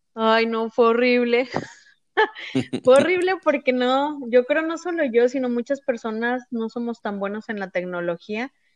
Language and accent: Spanish; Mexico; nosotros que somos de México